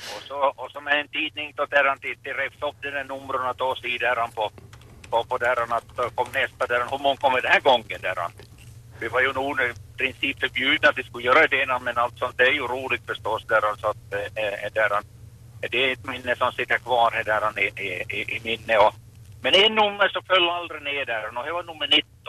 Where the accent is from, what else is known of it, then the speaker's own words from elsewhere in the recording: Maxmo, Ostrobothnia, Finland; jag kom hemma från Maxmo där och Kvimo där